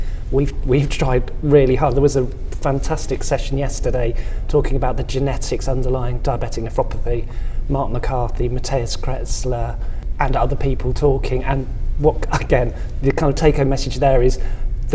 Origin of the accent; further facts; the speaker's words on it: England, United Kingdom; I'm English